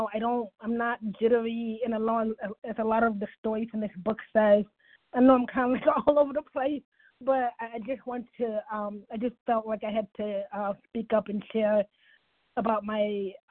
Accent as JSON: {"language": "English", "town": "Cleveland", "region": "Ohio", "country": "United States", "tie": "born or raised there", "said": "in my hometown, in Cleveland"}